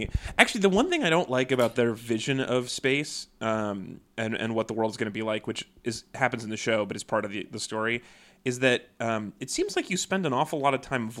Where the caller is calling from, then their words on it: Mississauga, Ontario, Canada; I forgot to mention this at the beginning, but I'm recording today from Mississauga, Ontario. So I've been watching a lot of Canadian TV.